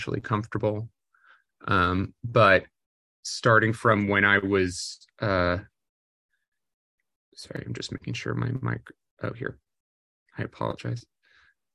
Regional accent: Maplewood, New Jersey, United States; also born or lived in New York; I was born in New York, but grew up in a suburb of New York, in New Jersey, called Maplewood, New Jersey

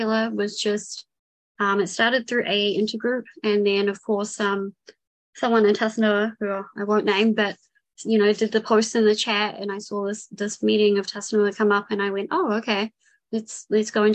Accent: New Zealand; also born or lived in Vancouver; If it's not obvious by accent, I'm from New Zealand. I was born and raised here.

